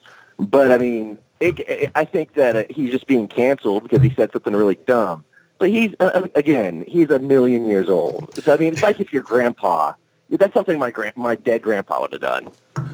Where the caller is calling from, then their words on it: Oklahoma, United States; Pascal, it's … again from Oklahoma.